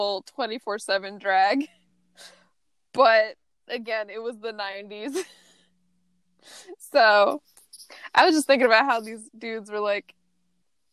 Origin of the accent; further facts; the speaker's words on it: Midwest, United States; I'm coming from the part of the Midwest that is way too wet. I'm from Swampland, Midwest.